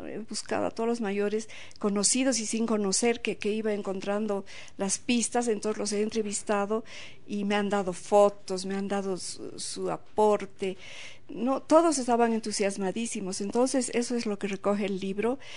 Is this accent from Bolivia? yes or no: yes; Bolivia